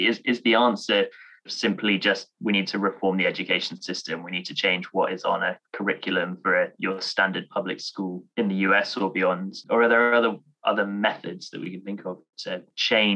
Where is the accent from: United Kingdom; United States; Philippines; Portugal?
United Kingdom; As a Brit